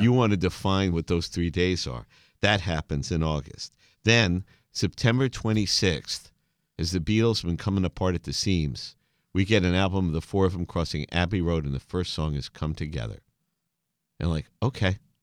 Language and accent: English; New York City, New York, United States; growing up in Brooklyn